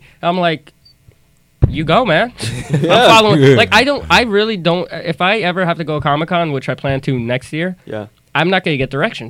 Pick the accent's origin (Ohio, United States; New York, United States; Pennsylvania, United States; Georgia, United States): New York, United States; Freeport; I come from Long Island. I come from Freeport.